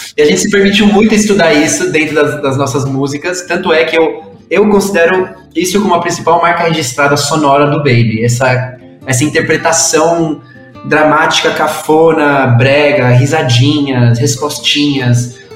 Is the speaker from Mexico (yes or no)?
yes; Mexico; Portuguese is a second language; now in São Paulo, Brazil; eu sou mexicano, moro em São Paulo